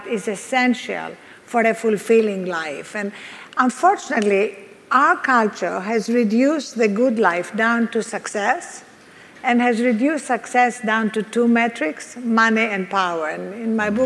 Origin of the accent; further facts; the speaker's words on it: Greece; accent: Greek; moved away; I'm Greek, as you can hear from this accent. So I was brought up on the Greek philosophers